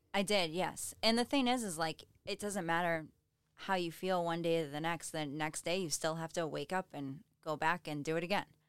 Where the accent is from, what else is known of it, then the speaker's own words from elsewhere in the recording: Halifax, Massachusetts, United States; moved away as an adult; now in Weymouth, United States; I'm originally from Halifax. I live in Weymouth now